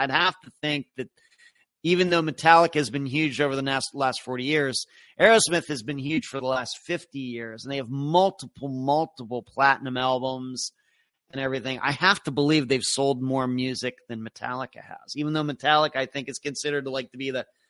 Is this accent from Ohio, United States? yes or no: no; Pennsylvania, United States; growing up in Pennsylvania